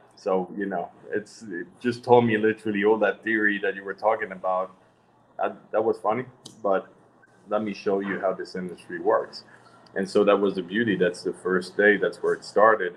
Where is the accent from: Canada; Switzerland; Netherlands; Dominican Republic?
Switzerland; moved away as an adult; I was born in Switzerland